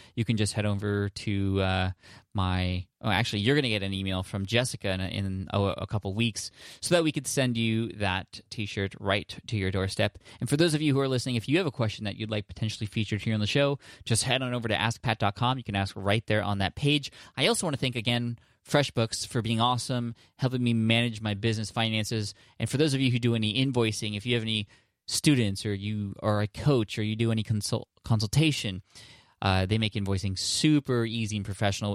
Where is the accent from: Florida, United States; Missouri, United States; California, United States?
California, United States; San Diego; in my hometown in San Diego